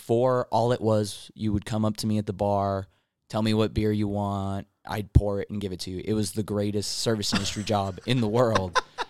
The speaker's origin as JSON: {"language": "English", "town": "Anaheim", "region": "California", "country": "United States", "tie": "born or raised there", "said": "I'm from Orange County. I'm born in Anaheim."}